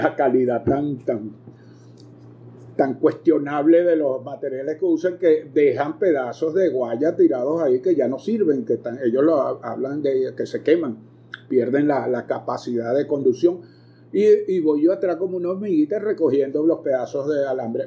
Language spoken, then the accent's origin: Spanish; Caracas, Capital District, Venezuela; moved away as an adult; now in Maracay, Venezuela; ciudad en que me radiqué hacia 1973, cuando vine casi huyendo de Caracas a estudiar medicina veterinaria